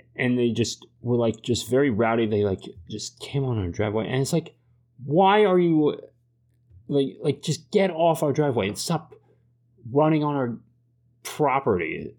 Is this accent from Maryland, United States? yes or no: yes; Germantown, Maryland, United States; I'm from Germantown, Maryland